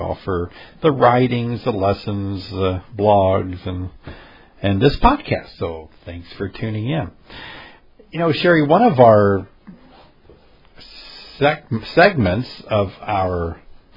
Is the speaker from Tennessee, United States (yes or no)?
yes; Tennessee, United States; my home state of Tennessee